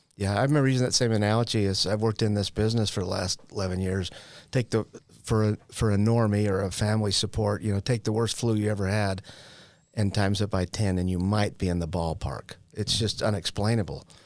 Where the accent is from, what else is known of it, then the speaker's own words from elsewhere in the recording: Utah, United States; I'm from Utah.